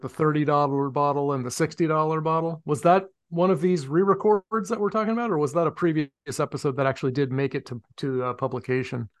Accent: Medford, Massachusetts, United States; also born or lived in Somerville, Massachusetts; my hometown in Medford

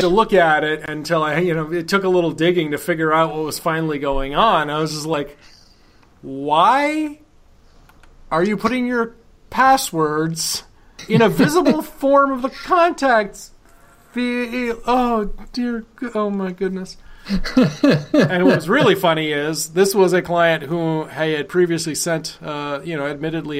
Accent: Vermont, United States; when I was a kid growing up in Vermont

